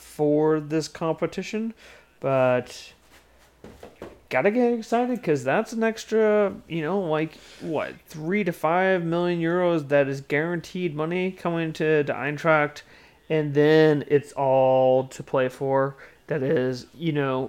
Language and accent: English; Kansas City, Missouri, United States; in Kansas City, my hometown